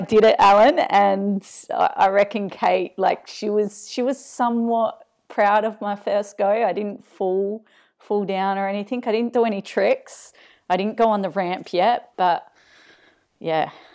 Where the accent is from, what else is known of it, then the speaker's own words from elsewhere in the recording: Adelaide, South Australia, Australia; moved away; trail running store down in Adelaide from, from my hometown